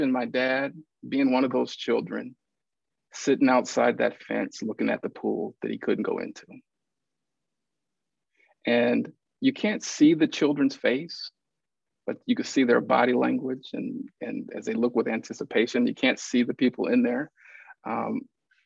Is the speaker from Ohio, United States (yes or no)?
no; Lincoln, Nebraska, United States; I was born and raised in Lincoln, Nebraska